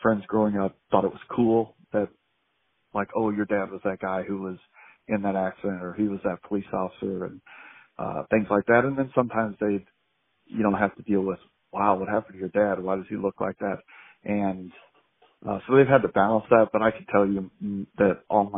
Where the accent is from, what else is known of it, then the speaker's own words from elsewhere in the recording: Phoenix, Arizona, United States; I'm from Phoenix, Arizona. Born and raised here